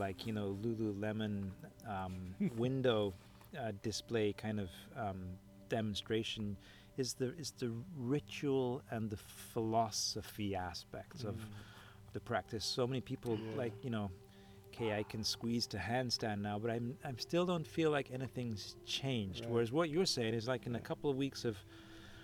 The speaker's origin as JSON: {"language": "English", "region": "Scotland", "country": "United Kingdom", "said": "I'm a Scottish yogi."}